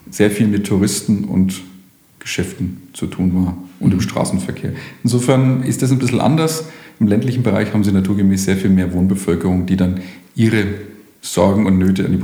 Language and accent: German; Erlangen, Bavaria, Germany; born there; Geboren bin ich in Erlangen